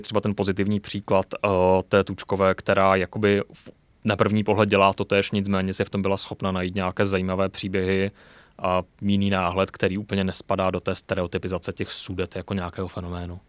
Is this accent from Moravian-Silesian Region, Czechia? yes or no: yes; Ostrava, Moravian-Silesian Region, Czechia; já nejsem ze sudety, já jsem z Ostravy